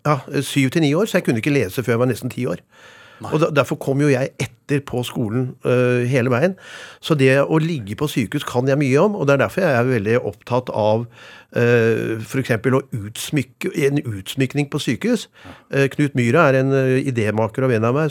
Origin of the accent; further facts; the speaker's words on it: Oslo, Norway; Jeg vokste opp på Lille Langerud ved Ørstensjøvannet. Det er den første rekkehusbebyggelsen ca. 20 minutter utenfor Oslo